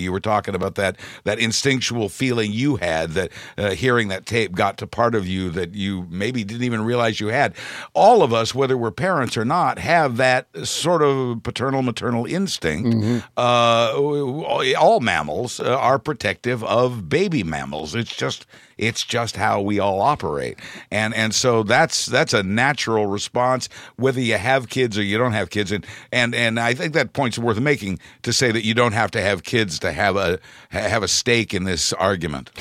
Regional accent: Midwest, United States; I'm from the Midwest

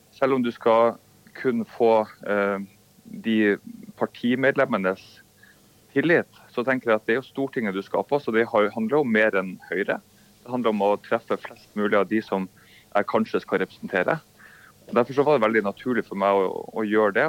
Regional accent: Bodø, Nordland, Norway; moved away as an adult; also born or lived in Oslo / Washington; now in Bodø, Norway; Jeg er fra Bodø

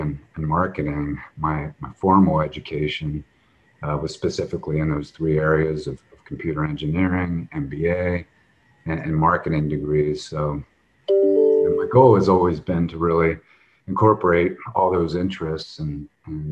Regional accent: Lancaster, Pennsylvania, United States; now in San Diego, United States; I was born and raised in Lancaster, Pennsylvania, a small town, and now reside in San Diego.

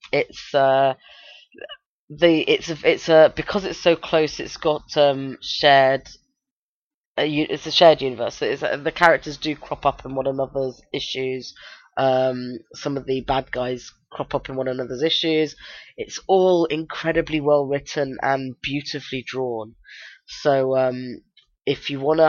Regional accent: United Kingdom

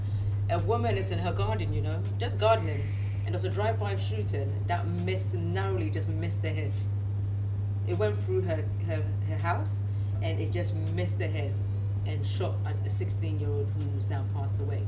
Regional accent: London, United Kingdom; when I was growing up in Tottenham, it was terrible

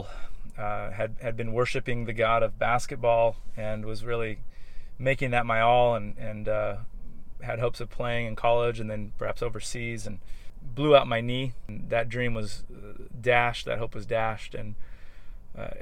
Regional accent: Anaheim, California, United States; my hometown

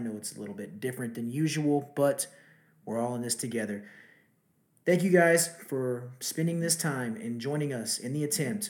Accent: Texas, United States; from my home state of Texas, the great city of Houston

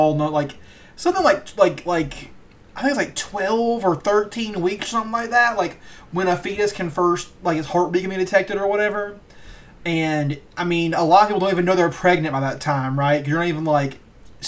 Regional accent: Georgia, United States; we're from Georgia

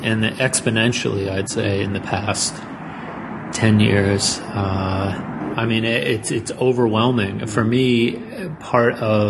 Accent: Northeast, United States; now in Los Angeles, United States; I mean, I grew up in the Northeast, and to move to LA, it was so verboten

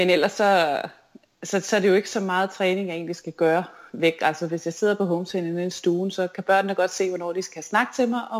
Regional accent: Fredericia, Southern Denmark, Denmark; især da jeg vandt DM på den olympiske år i Fredericia ja. på, i min hjemby.

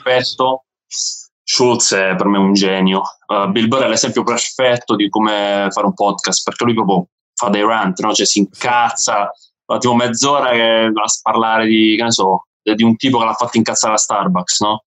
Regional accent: Barletta, Apulia, Italy; moved away as an adult; now in London, United Kingdom; io sono di Barletta, famosissima città

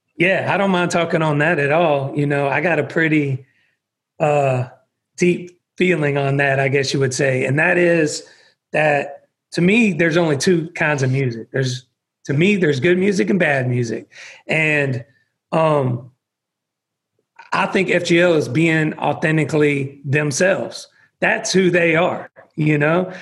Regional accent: about an hour outside of Atlanta, Georgia, United States; also born or lived in Texas; the town that I grew up in was about an hour outside of Atlanta

